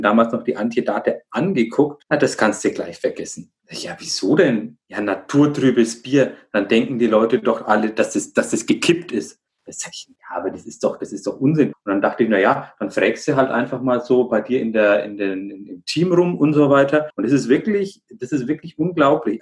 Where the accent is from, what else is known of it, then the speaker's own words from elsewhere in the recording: Altenkunstadt, Bavaria, Germany; accent: Franconian; moved away as an adult; now in Altenburg, Germany; ich stamme ja aus dem Brauhaus in, in Altenkunststadt